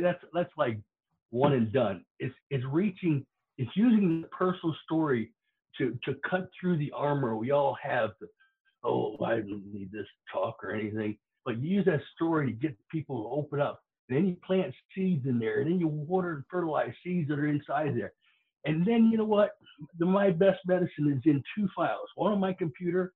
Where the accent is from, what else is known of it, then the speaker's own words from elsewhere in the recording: Florida, United States; growing up in Florida